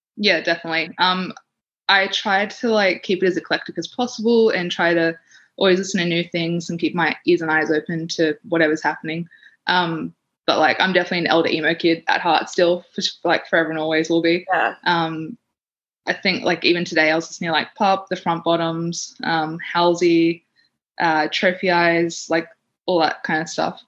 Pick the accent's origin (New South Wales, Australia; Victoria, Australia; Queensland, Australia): New South Wales, Australia; Sydney; now in Canberra, Australia; I grew up in Western Sydney